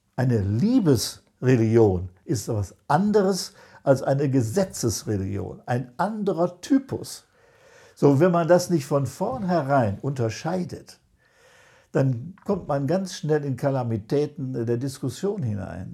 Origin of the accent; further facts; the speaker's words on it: Germany; wir als Deutsche